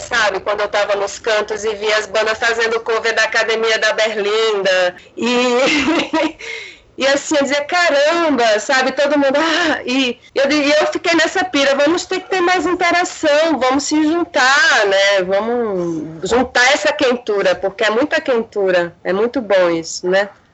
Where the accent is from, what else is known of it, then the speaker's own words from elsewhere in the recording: Olinda, Pernambuco, Brazil; moved away as an adult; also born or lived in Recife / Janga, Paulista; now in São Paulo, Brazil; Eu sou recifense, certo? Mas eu sempre morei em Olinda, na Cidade Alta